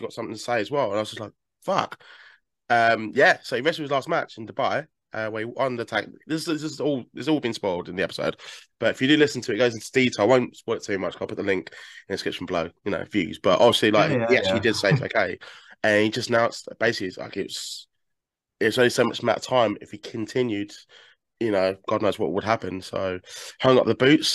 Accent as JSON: {"language": "English", "area": "Essex", "region": "East of England", "country": "United Kingdom", "said": "I'm from Essex myself"}